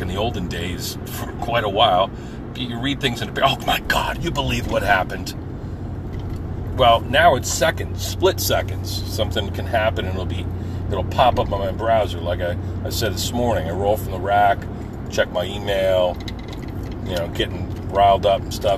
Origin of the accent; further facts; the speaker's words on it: Forked River, New Jersey, United States; My hometown, Forkett River, New Jersey, Lacey Township